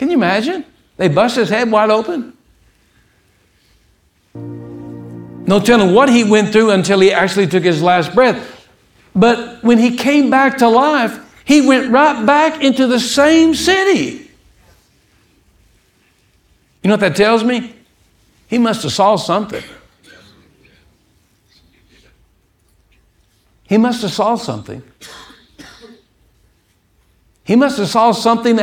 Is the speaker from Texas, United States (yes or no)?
yes; Odessa, Texas, United States; I was born in Odessa, Texas